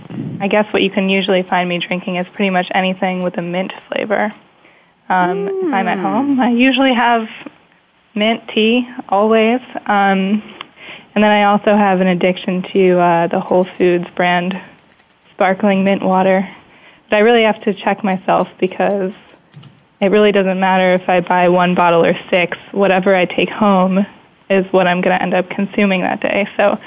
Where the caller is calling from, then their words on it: Manhattan, New York, United States; I am also in Manhattan. I'm in the Oxford Economics Office in Lower Manhattan.